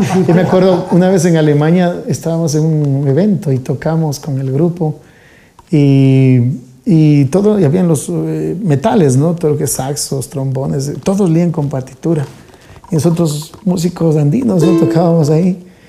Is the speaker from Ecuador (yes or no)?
yes; Quito, Pichincha, Ecuador; also born or lived in Solanda, Quito; Yo prácticamente nací eh, en, en, El Dorado, en, el, cerca del Instituto Geográfico Militar